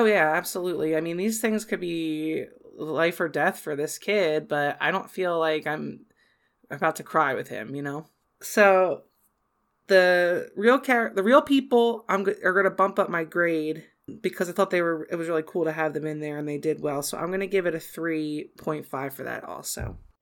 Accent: Southern New Jersey, United States; also born or lived in Philadelphia; growing up in South New, Southern New Jersey, like, twenty minutes away from Philadelphia

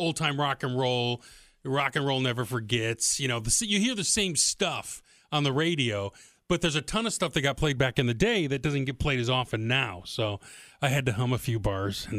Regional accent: Detroit, Michigan, United States; I'm from Detroit

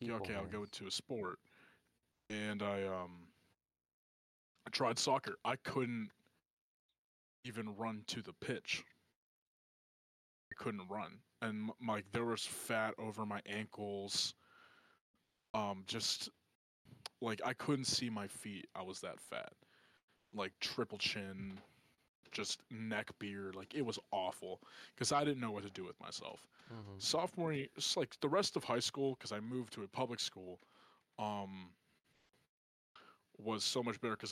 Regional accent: Pittsburgh, Pennsylvania, United States; also born or lived in Hershey, Pennsylvania; my middle school and elementary school before I moved from Hershey to Pittsburgh

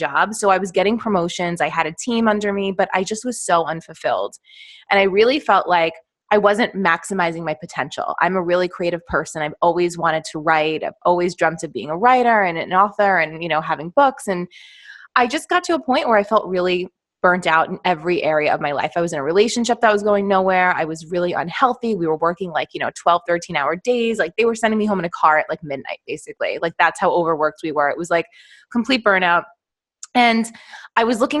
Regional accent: New York, United States; I am from New York, born and raised, still live here

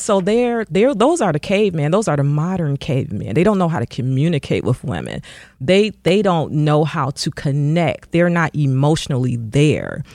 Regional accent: Detroit, Michigan, United States; my community growing up in Detroit.

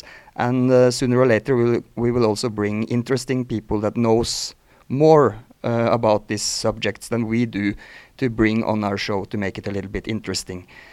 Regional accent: Norway; first language Norwegian; English is a second language; moved away as an adult; now in Mexico; our language normally is Norwegian and Swedish. I'm Norwegian

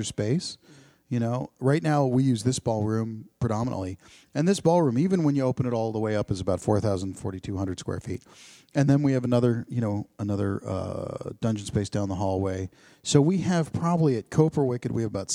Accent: New Jersey, United States; now in Ohio, United States; I'm from New Jersey

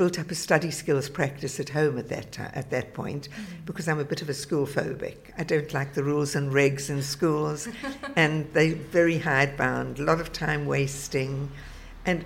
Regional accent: South Africa; moved away as an adult; now in England; I grew up in South Africa, where we grew up

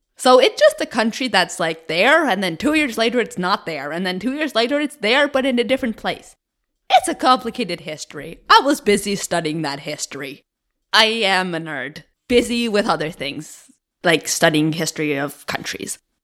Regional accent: Cape Breton, Nova Scotia, Canada; moved away as an adult; now in Moncton, Canada; I am originally from Cape Breton in Nova Scotia. from a very, very small rural community about forty minutes away

